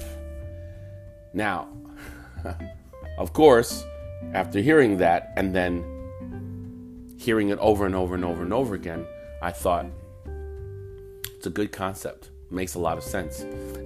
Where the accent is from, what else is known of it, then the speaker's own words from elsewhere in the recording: United States; first language English; being a American-born human being, and that being my first language